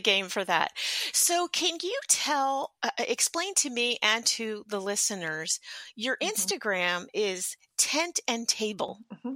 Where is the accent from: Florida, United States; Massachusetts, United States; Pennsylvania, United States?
Pennsylvania, United States; Philadelphia; now in Southern Indiana, United States; I grew up in Philadelphia